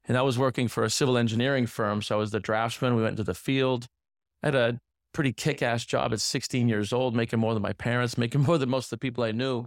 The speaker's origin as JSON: {"language": "English", "region": "north central Massachusetts", "country": "United States", "tie": "born or raised there", "also_born_or_lived": "Pennsylvania", "moved": "as an adult", "lives_now": "Miami, United States", "said": "I grew up, uh, in a, a smaller inner city, about fifty thousand people. It's actually north central Massachusetts, so, uh, about an hour outside of Boston"}